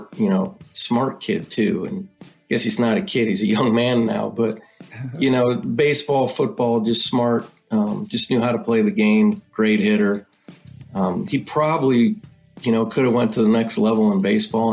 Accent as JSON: {"language": "English", "region": "Ohio", "country": "United States", "tie": "born or raised there", "said": "I was born and raised in Ohio"}